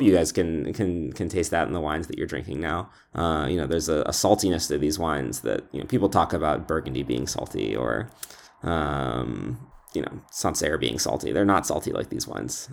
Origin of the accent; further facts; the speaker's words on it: Scotland, United Kingdom; I was born in Scotland